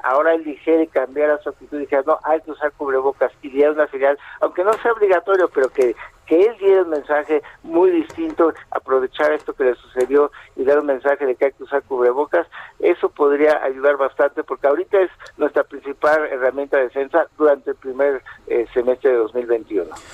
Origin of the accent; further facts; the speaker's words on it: Mexico; no somos un país que se destaque eh, por ser eh, ni muy disciplinado ni, muy previsor, ¿no? Es decir, es parte de nuestra forma de ser